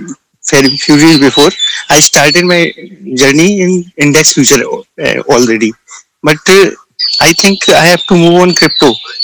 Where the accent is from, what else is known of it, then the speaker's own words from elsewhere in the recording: India; I'm from India, basically.